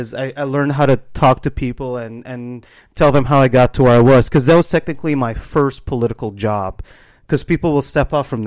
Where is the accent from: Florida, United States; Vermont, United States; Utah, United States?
Florida, United States; that I grew up with in Florida